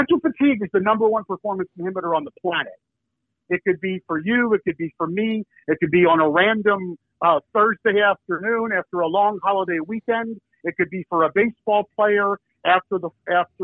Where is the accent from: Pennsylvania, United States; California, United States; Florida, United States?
Pennsylvania, United States; Philadelphia; I'm from Philadelphia.